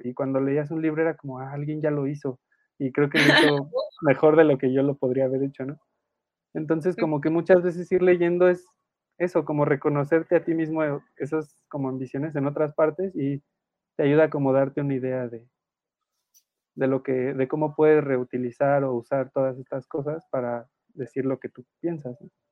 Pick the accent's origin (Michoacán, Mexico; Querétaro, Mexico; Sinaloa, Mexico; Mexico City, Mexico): Querétaro, Mexico; yo soy de Querétaro